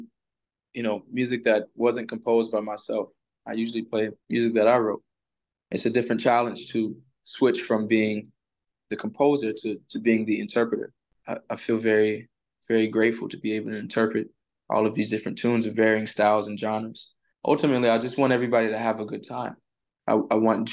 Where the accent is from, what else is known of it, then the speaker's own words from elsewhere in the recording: the South, United States; I grew up in the Black church in the South